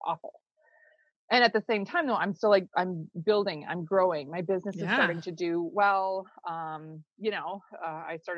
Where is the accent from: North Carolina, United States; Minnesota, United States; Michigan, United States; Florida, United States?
Minnesota, United States; I'm from Minnesota. So you might hear that in my talk. I grew up on a goat farm in Minnesota